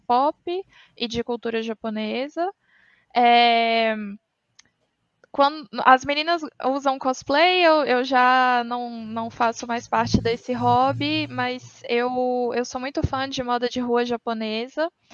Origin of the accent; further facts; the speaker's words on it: Minas Gerais, Brazil; eu tenho 29 anos, eu também sou de Minas Gerais.